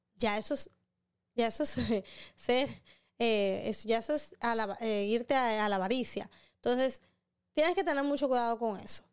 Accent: Dominican Republic; un buen dominicano

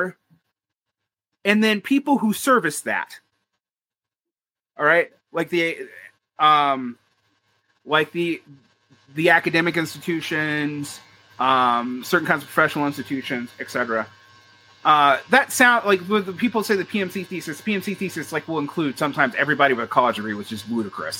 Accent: Georgia, United States; I'm from Georgia.

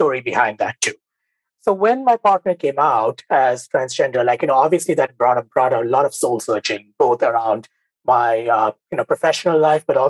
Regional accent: Mumbai, Maharashtra, India; moved away as an adult; now in United States; I grew up in India, in Mumbai. I had a very typical Bengali upbringing, so to speak.

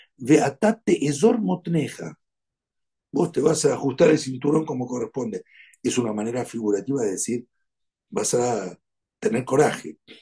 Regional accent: Argentina; Soy argentino.

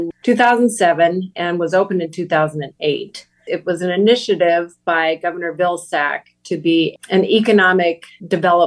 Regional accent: Iowa, United States; I grew up in Iowa

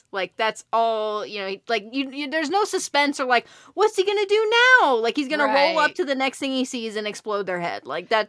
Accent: United States; we're so American.

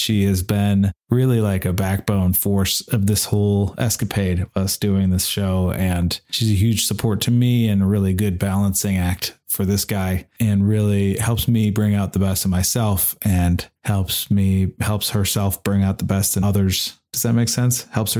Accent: Omaha, Nebraska, United States; now in Rough and Ready, United States; I feel very similarly as far as the safety is concerned about growing up in Omaha, Nebraska. It's very safe, although I was definitely not first generation.

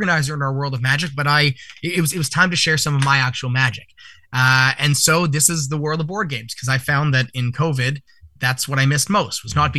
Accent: Vancouver, British Columbia, Canada; in my hometown of Vancouver for years and years

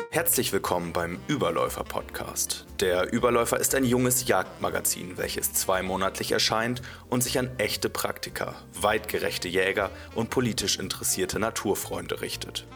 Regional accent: Celle district, Lower Saxony, Germany; ursprünglich wohnhaft im Kreis Celle, aus dem ich auch stamme

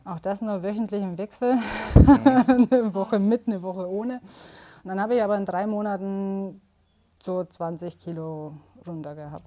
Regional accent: Southern Germany, Germany; Ich komme aus Süddeutschland

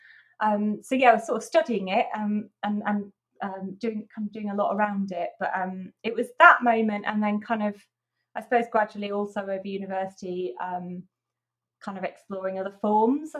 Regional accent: near Huddersfield, Yorkshire and the Humber, United Kingdom; near Huddersfield.

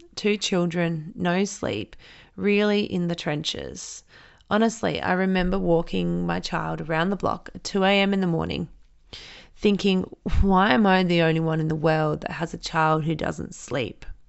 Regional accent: Renmark, South Australia, Australia; now in Adelaide, Australia; I grew up in Renmark, which is a small country town three hours outside of Adelaide in South Australia.

